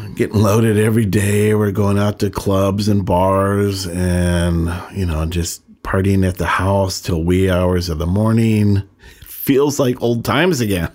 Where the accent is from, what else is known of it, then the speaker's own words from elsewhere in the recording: San Francisco, California, United States; moved away as an adult; also born or lived in Sonoma County, California / San Diego, California; I was born in San Francisco and lived in Northern California